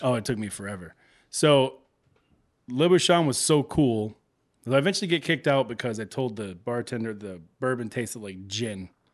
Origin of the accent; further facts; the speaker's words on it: Texas, United States; now in Chicago, United States; growing up in Texas